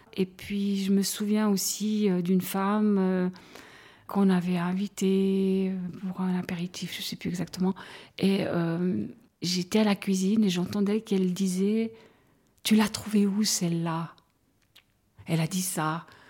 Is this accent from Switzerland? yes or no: yes; Broye, Vaud, Switzerland; now in Fribourg, Switzerland; j'habite à Fribourg, mais je suis euh, vaudoise en réalité, je viens de la Broye